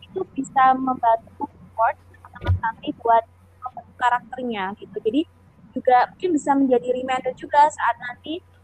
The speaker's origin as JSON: {"language": "Indonesian", "town": "Semarang", "region": "Central Java", "country": "Indonesia", "said": "aku dari Semarang nih, jadi tapi tuh nggak bisa bahasa Jawa"}